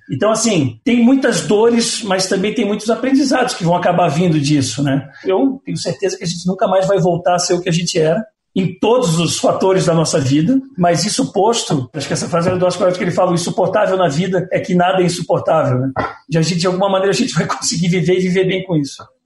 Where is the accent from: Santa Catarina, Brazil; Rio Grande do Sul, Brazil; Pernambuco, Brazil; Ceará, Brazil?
Santa Catarina, Brazil; Florianópolis; moved away as an adult; now in São Paulo, Brazil; eu sou de Florianópolis, eu estou em São Paulo há 20 anos